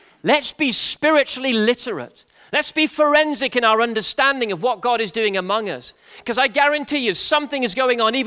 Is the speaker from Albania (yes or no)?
no; England, United Kingdom; my English humor